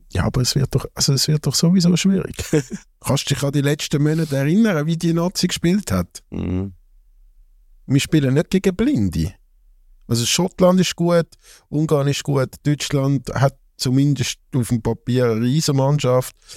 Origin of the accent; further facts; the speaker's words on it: Zurich, Switzerland; als Zürcher